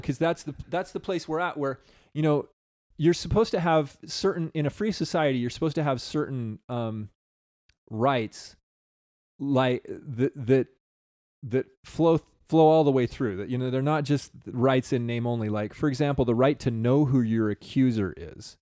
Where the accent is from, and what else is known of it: United States